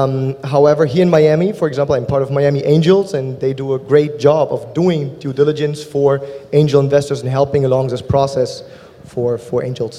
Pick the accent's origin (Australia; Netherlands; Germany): Germany; accent: German; English is a second language; moved away as an adult; also born or lived in Berlin, Germany; now in United States; You'll soon be able to tell by my German accent where I'm from. So Germany, Berlin is where I started my first companies.